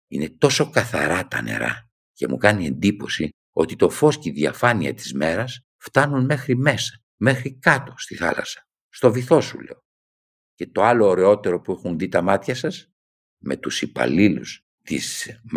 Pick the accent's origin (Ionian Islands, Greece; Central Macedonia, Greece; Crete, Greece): Central Macedonia, Greece; Thessaloniki; moved away as an adult; Η μία ήταν όταν έφυγα από τη Θεσσαλονίκη, από το πατρικό μου σπίτι ήμουν ένα παιδί που προχώραγε κανονικά.